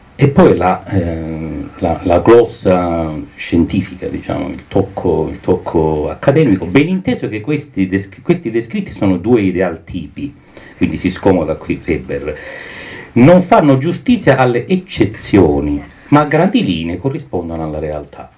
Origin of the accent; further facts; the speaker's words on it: Calabria, Italy; moved away; Da calabrese emigrato